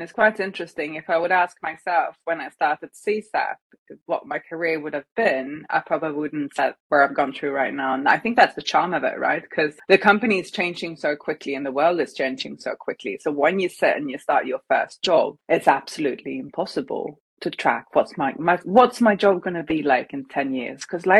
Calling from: Stockholm, Stockholm County, Sweden; So I'm joining you from Stockholm, Sweden.

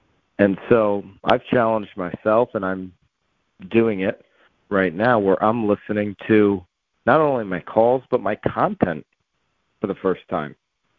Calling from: Connecticut, United States; I'm calling in from Connecticut.

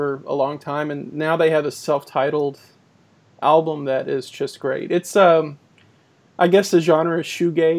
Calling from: Boston, Massachusetts, United States; I'm …, calling to you from Boston

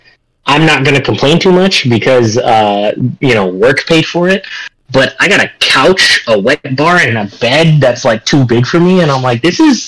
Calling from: Indiana, United States; a dinner at a nice restaurant that is literally next to the train tracks here in Indiana, because I'm recording from Indiana.

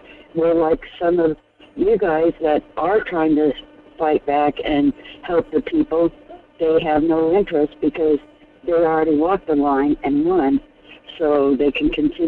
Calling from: Fairbanks, Alaska, United States; Hi, Michael. This is … from Fairbanks.

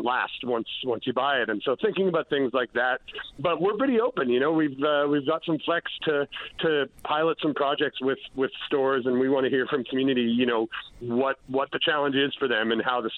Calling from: St. Anthony, Newfoundland and Labrador, Canada; I can start with, I'm calling you from Santhony today. So we are up, myself and a few of our team are up here on the Northern Peninsula this week.

